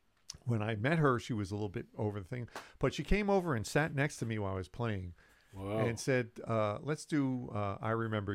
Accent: New York City, New York, United States; I grew up in Manhattan

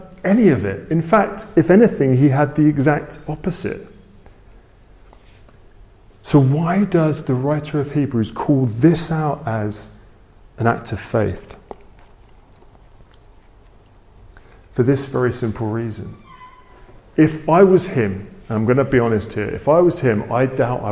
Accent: England, United Kingdom; my family are very British, right? We're very English

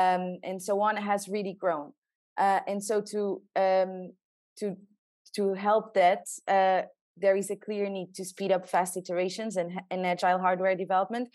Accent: southern Portugal, Portugal; I'm from the south of Portugal, so where all the nice beaches are.

